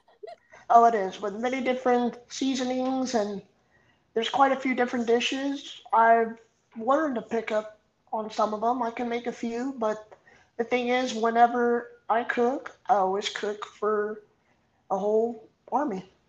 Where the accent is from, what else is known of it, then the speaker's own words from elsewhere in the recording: Artesia, California, United States; I grew up in a small town called Artesia. Um, born and raised, still here